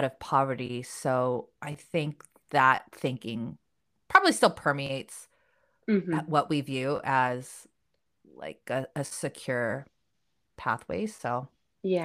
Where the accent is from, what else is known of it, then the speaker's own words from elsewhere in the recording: South Korea; moved away; I'm an immigrant too. I was born in Korea